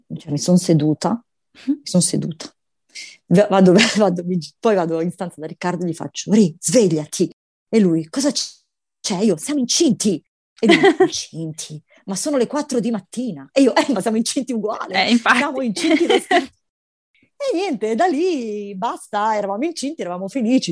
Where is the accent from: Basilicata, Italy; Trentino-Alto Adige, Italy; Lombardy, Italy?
Lombardy, Italy; Milan; io sono milanese